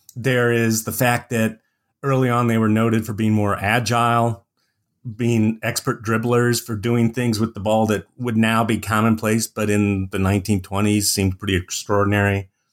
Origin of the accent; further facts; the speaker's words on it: Indiana, United States; moved away as an adult; also born or lived in Arizona; now in Montana, United States; I was born and raised in Indiana